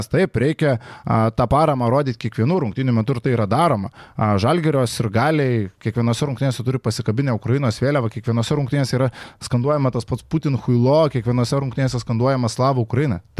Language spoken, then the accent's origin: Lithuanian; Lithuania; Mes, lietuviai